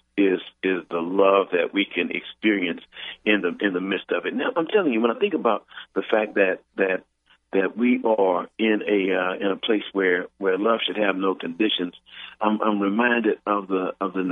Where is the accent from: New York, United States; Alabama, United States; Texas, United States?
Texas, United States; Houston; growing up in Houston, Texas, I grew up in a world with two water fountains